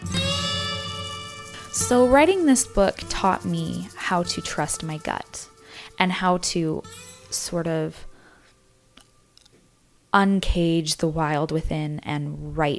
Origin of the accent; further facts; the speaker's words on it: Utah, United States; I grew up in Utah, where the dominant religion is the LDS Church.